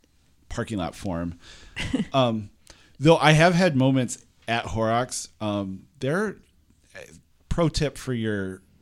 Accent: the Thumb, Michigan, United States; now in Lansing, United States; I'm from the Thumb.

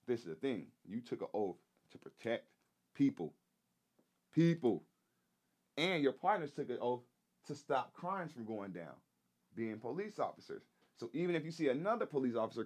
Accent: Texas, United States; I grew up in Texas, middle school

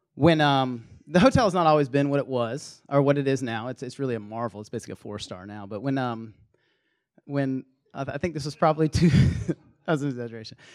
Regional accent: the South, United States; accent: Southern; moved away as an adult; also born or lived in Minnesota; we had this team of Southerners

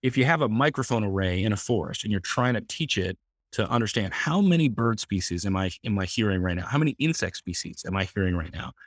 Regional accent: Palo Alto, California, United States; I grew up in Palo Alto, right in the, the, the heart of Silicon Valley

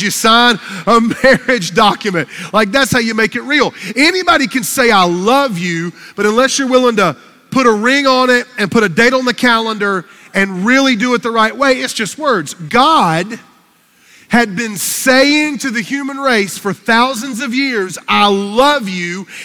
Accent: Fountain Inn, South Carolina, United States; I'm from Fountain Inn, South Carolina, and I grew up on a farm

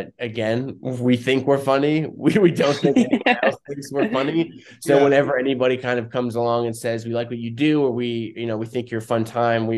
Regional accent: New Jersey, United States; moved away as an adult; now in Los Angeles, United States; I'm from New Jersey, born and raised in Jersey

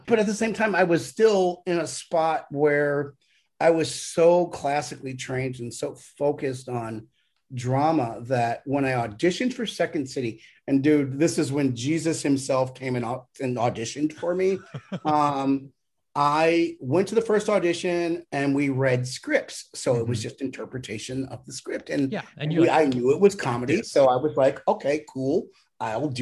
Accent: Inkster, Michigan, United States; moved away; I'm from Inkster, Michigan

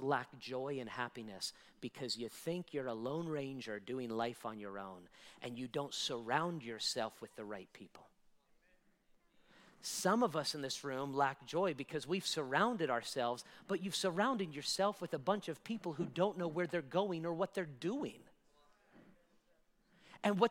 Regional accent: United States; American citizens like I am, I was born and raised here

